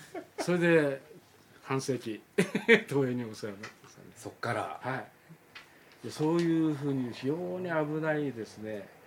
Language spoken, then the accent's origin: Japanese; Nakano, Tokyo, Japan; also born or lived in Chiba; 僕は今住んでる中野区が生まれ育ったところで